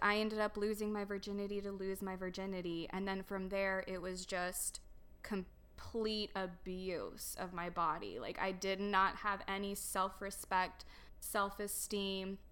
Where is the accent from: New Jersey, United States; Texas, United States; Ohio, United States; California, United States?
Texas, United States; Dallas; also born or lived in Romania; I grew up here in, um, Dallas, Texas area. Um, my whole entire life.